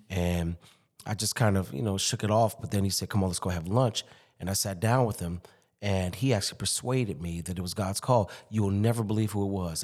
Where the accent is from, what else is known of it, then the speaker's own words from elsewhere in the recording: Chicago, Illinois, United States; moved away as an adult; also born or lived in Durham, North Carolina / Boston, Massachusetts / Springfield, Massachusetts; now in Alexandria, United States; born and raised in Chicago